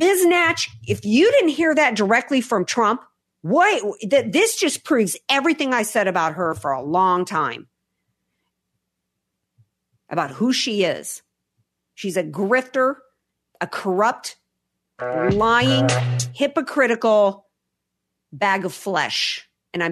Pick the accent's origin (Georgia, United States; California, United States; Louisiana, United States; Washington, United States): Louisiana, United States; New Orleans; I'm from New Orleans